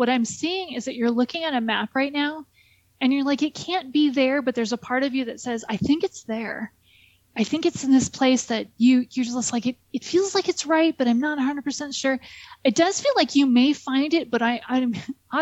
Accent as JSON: {"language": "English", "region": "Southern California", "country": "United States", "said": "I'm from Southern California"}